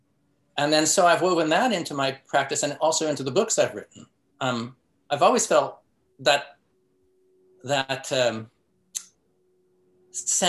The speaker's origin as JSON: {"language": "English", "town": "San Francisco", "region": "California", "country": "United States", "tie": "born or raised there", "said": "I grew up in San Francisco"}